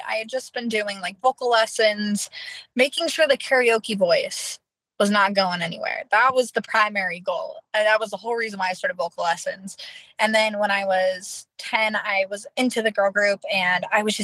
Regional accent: Norco, California, United States; I am born and raised in Norco, California. I've been there my entire life

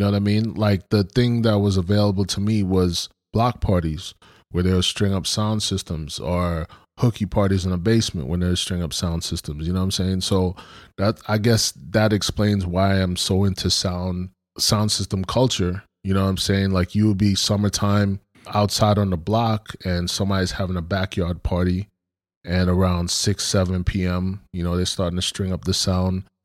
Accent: Brooklyn, New York, United States; I grew up in Brooklyn

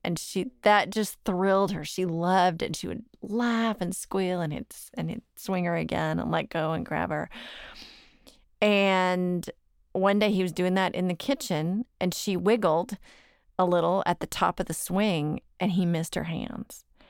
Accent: Dallas, Texas, United States; I'm from Dallas

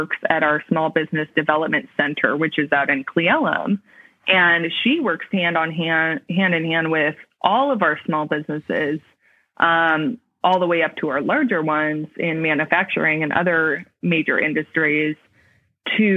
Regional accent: Tacoma, Washington, United States; now in Kittitas County, United States; I'm from Tacoma, Puyallup area

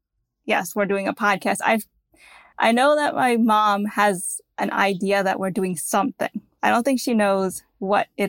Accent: United States; we're born in America, that we're Indian

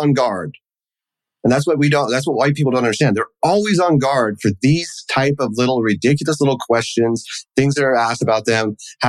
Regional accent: New York, United States; Well, where are you from? Well, I'm from New York. No, where are your people from?

